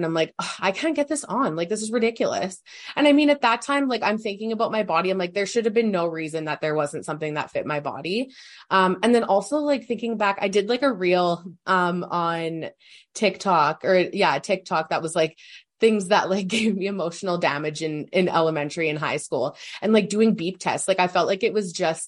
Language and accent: English; Saskatoon, Saskatchewan, Canada; grew up in Saskatoon.